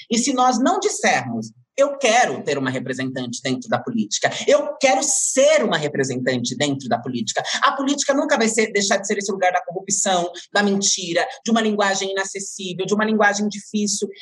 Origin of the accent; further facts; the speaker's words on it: Francisco Morato, São Paulo, Brazil; eu nasci em Francisco Morato, Franco da Rocha, depois me criei em Francisco Morato, região periférica da cidade de São Paulo, metropolitana